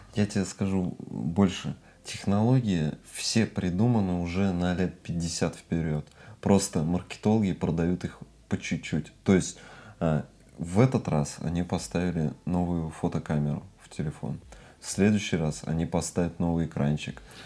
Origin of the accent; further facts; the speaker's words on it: Russia